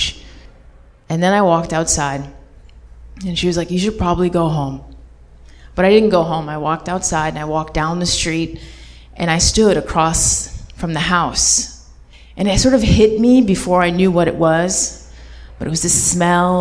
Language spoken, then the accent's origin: English; Hartford, Connecticut, United States; I was 14 years old, living in Hartford, Connecticut, my hometown